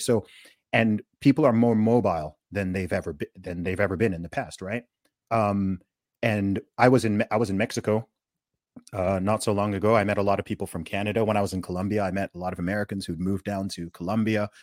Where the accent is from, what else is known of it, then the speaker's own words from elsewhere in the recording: Saudi Arabia; also born or lived in United Kingdom; now in Dubai, United Arab Emirates; I grew up in Saudi Arabia